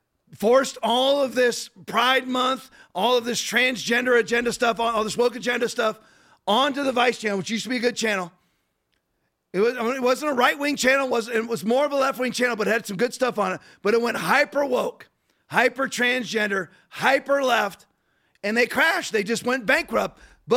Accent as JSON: {"language": "English", "country": "United States", "said": "I'm an American."}